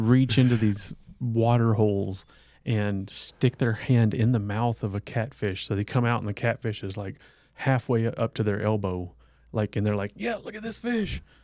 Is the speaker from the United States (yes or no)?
yes; the South, United States; me growing up in the South